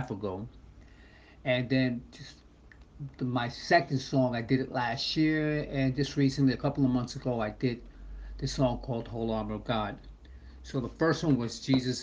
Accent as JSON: {"language": "English", "town": "New York City", "region": "New York", "country": "United States", "tie": "born or raised there", "said": "I'm a born and raised in New York City on the Upper East Side of Manhattan"}